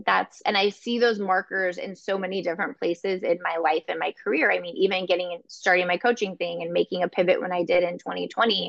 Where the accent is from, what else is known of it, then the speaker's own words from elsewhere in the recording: California, United States; moved away as an adult; now in Chicago, United States; I'm from California originally